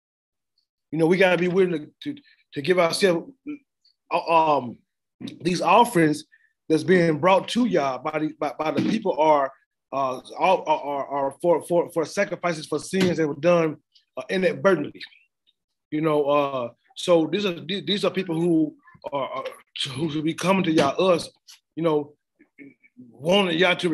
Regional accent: the South, United States; I'm from the South, and I used to be going in the country sometimes

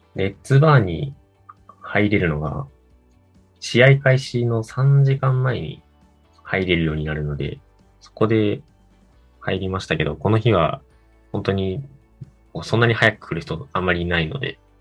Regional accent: Japan

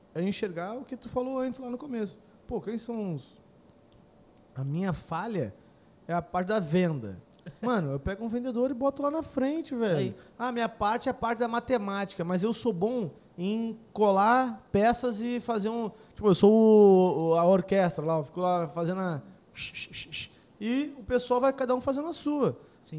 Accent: Porto Alegre, Rio Grande do Sul, Brazil; also born or lived in Rio de Janeiro; a gente é de Porto Alegre

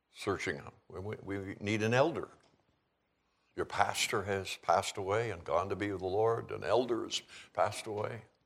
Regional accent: Canada; also born or lived in Calgary / Seattle area; now in Kalispell, United States; growing up in Canada

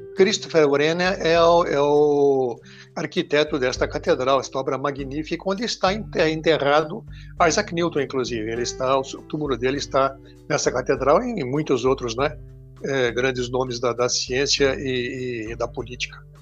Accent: Israel; now in Brazil; nasci em Israel

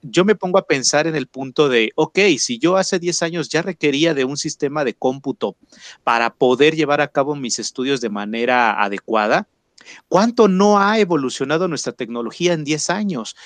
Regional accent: Mexico

